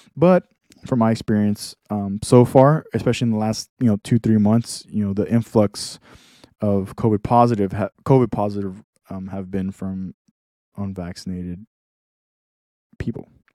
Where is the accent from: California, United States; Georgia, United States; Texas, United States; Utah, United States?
Texas, United States; I'm from Texas